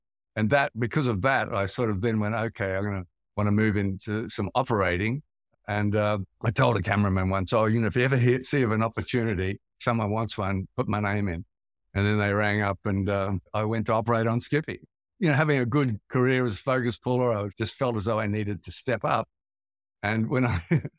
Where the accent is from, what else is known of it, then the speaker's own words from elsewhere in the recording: Brisbane, Queensland, Australia; moved away; also born or lived in Sydney; I come from Brisbane, which is it's like one of the northern states. It's like going south in America.